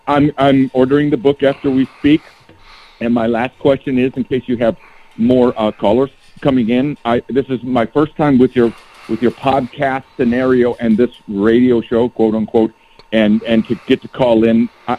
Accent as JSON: {"language": "English", "town": "San Jose", "region": "California", "country": "United States", "tie": "born or raised there", "also_born_or_lived": "Riverside, California", "said": "I was born in Riverside, but went to Northern California for 45 years, San Jose."}